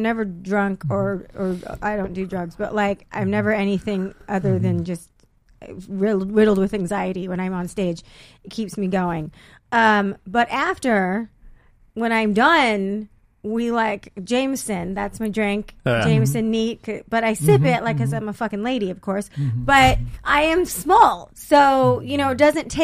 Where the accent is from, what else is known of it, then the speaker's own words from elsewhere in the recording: San Diego, California, United States; also born or lived in Corpus Christi, Texas; I went to La Jolla High School, so San Diego